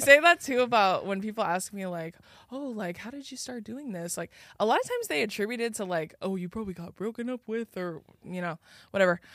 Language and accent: English; Riverside County, Southern California, United States; also born or lived in Orange County; I'm from, like, uh, Riverside County area